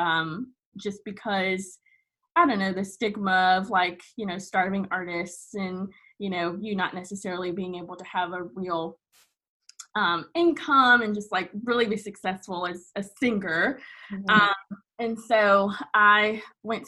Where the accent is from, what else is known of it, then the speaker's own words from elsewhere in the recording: Fayetteville, North Carolina, United States; now in Wilmington, United States; I am from Fayetteville, North Carolina, which a lot of people know because of …, but grew up there, born and raised there